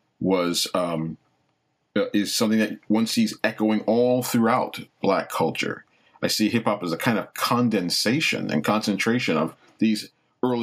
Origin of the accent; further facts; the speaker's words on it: Long Island, New York, United States; also born or lived in Brooklyn; When I was just around 8 years old, we moved out to Long Island